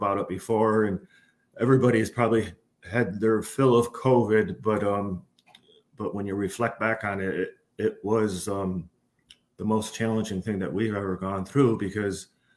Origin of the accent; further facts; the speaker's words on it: Glens Falls, New York, United States; moved away as an adult; also born or lived in Albany, New York; now in Baldwinsville, United States; I'm originally from the Glens Falls area